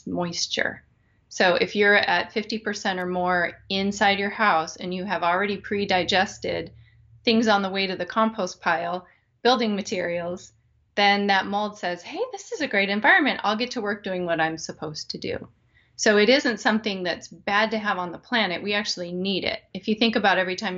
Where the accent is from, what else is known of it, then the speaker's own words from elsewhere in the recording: Wyoming, United States; now in Midwest, United States; I grew up in Wyoming, and it's incredibly dry there